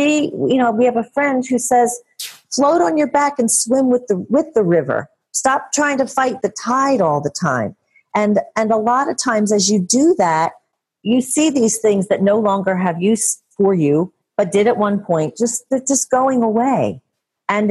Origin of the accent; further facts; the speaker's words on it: Philadelphia, Pennsylvania, United States; I'm from Philadelphia and still in Philadelphia